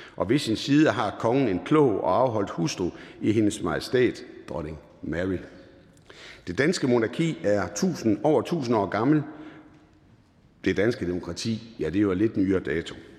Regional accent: Jutland, Denmark; accent: Jutlandic; Der, hvor jeg kommer fra, er man forsigtig med at bruge store ord. Derfor vil jeg sige på jysk

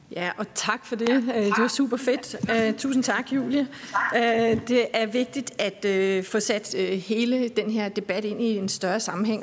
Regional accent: Aarhus, Central Denmark Region, Denmark; i min hjemby Aarhus

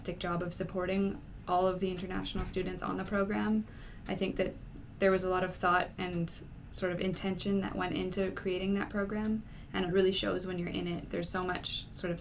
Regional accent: Canada; moved away as an adult; now in Edinburgh, United Kingdom; me as a Canadian

